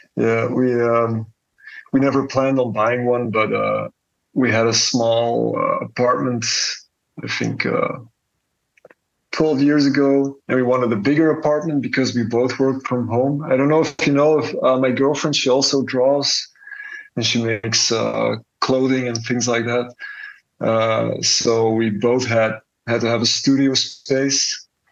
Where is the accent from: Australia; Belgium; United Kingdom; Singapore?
Belgium; born or raised there; now in Antwerp, Belgium